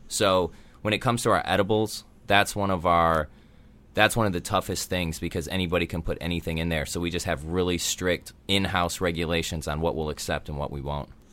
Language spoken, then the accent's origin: English; Illinois, United States; born or raised there; moved away as an adult; also born or lived in Colorado; now in Southern California, United States